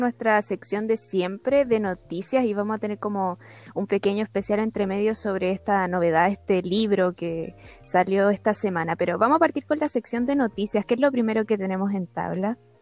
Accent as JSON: {"language": "Spanish", "country": "Chile", "said": "siendo chilena"}